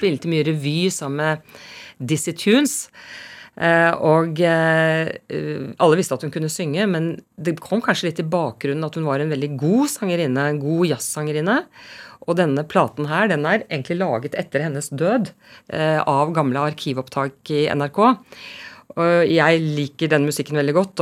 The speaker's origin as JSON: {"language": "Norwegian", "region": "Oslo", "country": "Norway", "tie": "born or raised there", "also_born_or_lived": "Harstad", "said": "Jeg er født i Harstad, ja. men jeg kom eh, til eh, Oslo eh, som tre-fireåring, og jeg snakket jo da nordlending, men den dialekten ble mobbet av meg i rekordfart"}